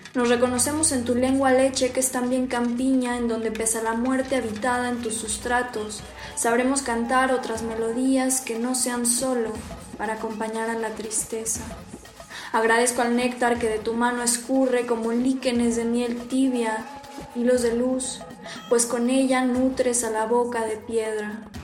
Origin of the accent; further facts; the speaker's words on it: Texcoco, State of Mexico, Mexico; tengo 22 años, soy de Texcoco, Estado de México